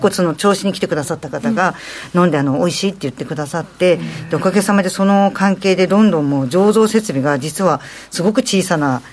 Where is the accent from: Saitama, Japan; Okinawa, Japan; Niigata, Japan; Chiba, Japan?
Chiba, Japan; Choshi; moved away as an adult; also born or lived in Tokyo; 私自身が銚子で育ってますので